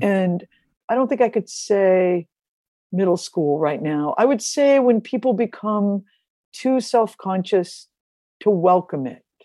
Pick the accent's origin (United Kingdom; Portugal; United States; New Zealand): United States; Ferguson, Missouri; I grew up in Ferguson, Missouri